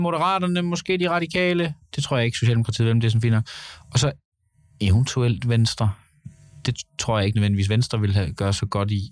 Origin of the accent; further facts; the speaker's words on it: Gøl, North Denmark Region, Denmark; Jeg kommer selv fra Gøl, en minkavler by.